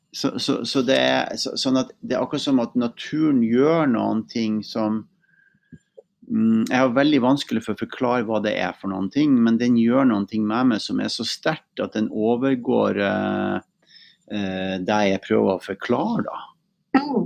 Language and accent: Norwegian; Mosjøen, Nordland, Norway; moved away; Jeg kommer jo også fra Helgeland, da, fra Mosjøen. Uh, opprinnelig